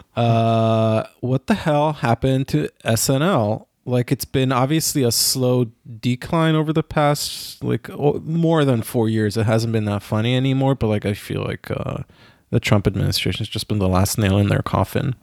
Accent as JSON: {"language": "English", "country": "Israel", "tie": "born or raised there", "moved": "yes", "said": "growing up in Israel"}